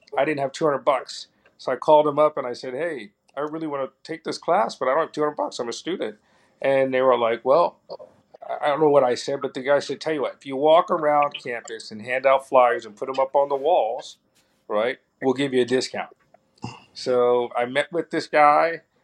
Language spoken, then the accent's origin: English; New York City, New York, United States; we grew up in Harlem during the 70s and 80s